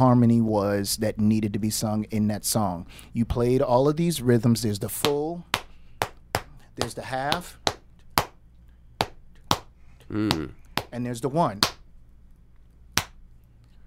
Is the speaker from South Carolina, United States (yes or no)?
yes; near Allendale, South Carolina, United States; being at Greater Zion AME Church in my hometown, 10 miles of Allendale, South Carolina.